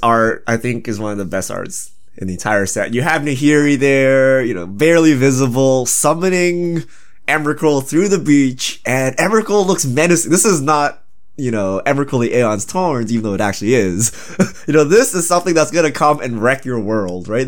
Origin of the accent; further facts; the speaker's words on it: Canada; I'm truly Canadian because I used to skate on lakes and stuff